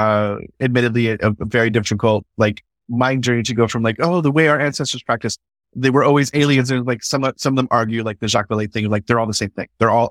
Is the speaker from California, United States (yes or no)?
yes; California, United States; And this is all in my homeland of California